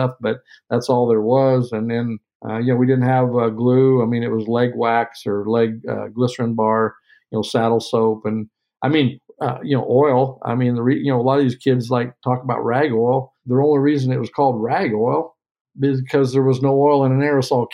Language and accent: English; Sheraton, Iowa, United States; I'm from Iowa, Southern Iowa. Sheraton, Iowa is where I grew up.